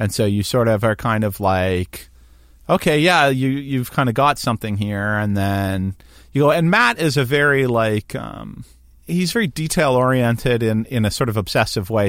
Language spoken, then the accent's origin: English; Hamilton, Ontario, Canada; I grew up in Hamilton